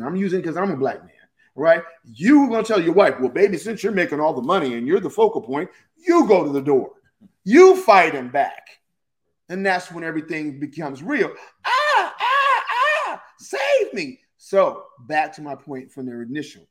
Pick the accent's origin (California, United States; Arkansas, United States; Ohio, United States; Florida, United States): California, United States; Pasadena; I grew up in Pasadena in a very, very white Anglo-Saxon community